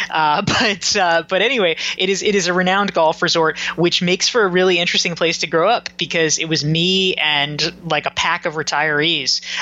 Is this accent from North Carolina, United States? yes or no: yes; Pinehurst, North Carolina, United States; I grew up in Pinehurst, North Carolina, which is a very small town uh, south of the Triangle, and uh, it it is known as the golf capital of the world.